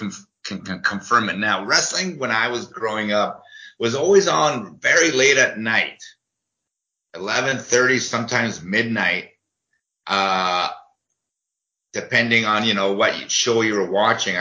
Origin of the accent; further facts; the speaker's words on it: Uruguay; now in Ontario, Canada; where I was born in Uruguay, South America.